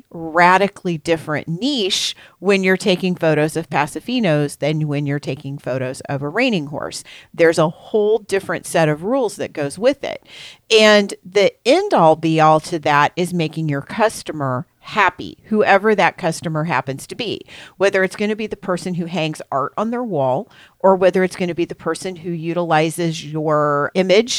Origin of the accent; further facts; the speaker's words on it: Missouri, United States; I am from Missouri, I do niche rather than niche.